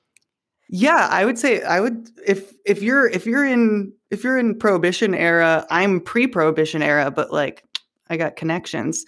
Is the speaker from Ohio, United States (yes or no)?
no; Chicagoland, Illinois, United States; now in Chicago, United States; Having grown up in, like, the Southwest suburbs and having been, like, chastised if I ever said I was from Chicago